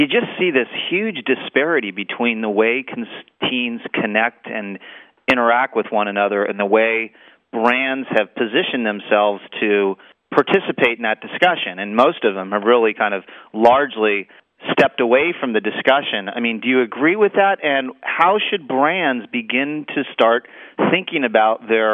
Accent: Southern California, United States; I grew up in Southern California

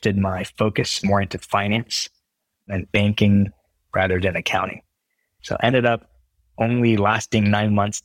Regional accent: Bay Area, California, United States; also born or lived in China / Houston, Texas; before we moved to the Bay Area when I was like age eight or so.

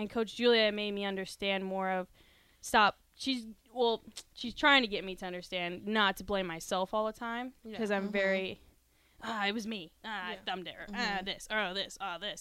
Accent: Texas, United States; moved away as an adult; now in Nebraska, United States; I'm from Texas

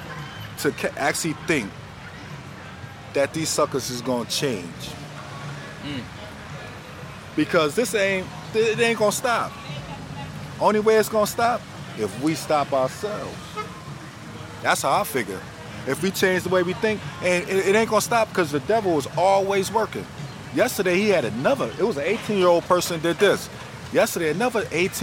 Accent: Buffalo, New York, United States; I'm from Buffalo

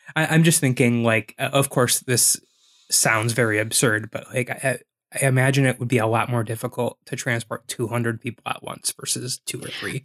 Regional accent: Wisconsin, United States; We grew up in Wisconsin

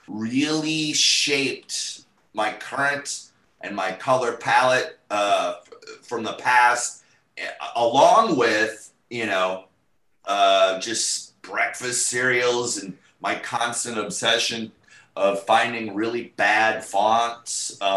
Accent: North St. Paul, Minnesota, United States; moved away as an adult; now in Los Angeles, United States; Grew up in North St. Paul.

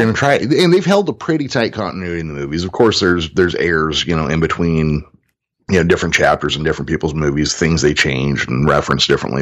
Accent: Modesto, California, United States; right here in my hometown, Modesto, California

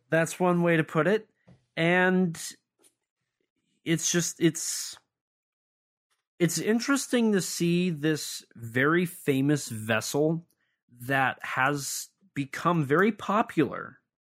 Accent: United States; I'm an American

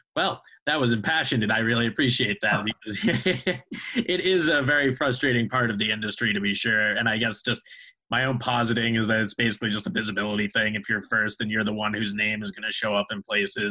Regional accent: Boston, Massachusetts, United States; I grew up in Boston

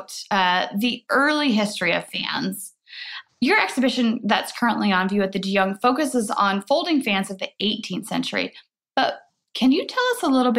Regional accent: Midwest, United States; I'm from the Midwest

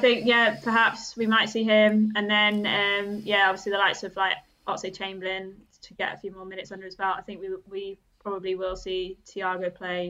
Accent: Germany; born or raised there

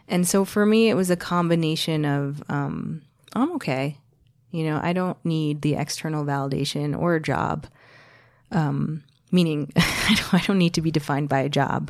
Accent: New Jersey, United States; also born or lived in New York City; I, I grew up in the States, as we've noted several times. I was born in New Jersey

